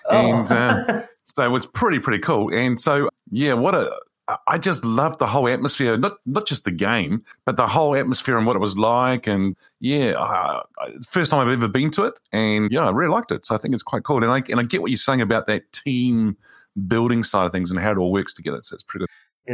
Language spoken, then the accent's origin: English; New Zealand; as a New Zealander